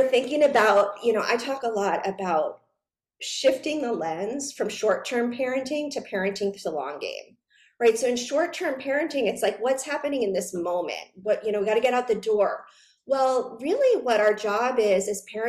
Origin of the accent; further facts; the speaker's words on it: New York, United States; I was a very serious dancer growing up in New York